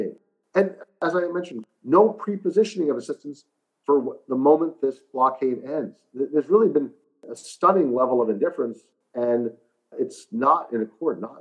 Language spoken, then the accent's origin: English; United States; an American of Armenian heritage